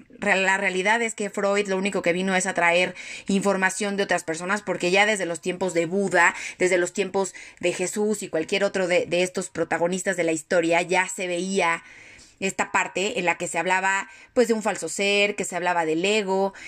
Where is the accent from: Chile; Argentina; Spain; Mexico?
Mexico; yo ya como mexicana traigo esa, esa herida